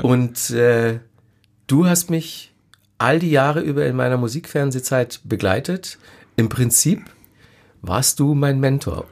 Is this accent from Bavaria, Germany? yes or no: yes; Ingolstadt, Bavaria, Germany; in Ingolstadt damals, wo ja. ich herkomme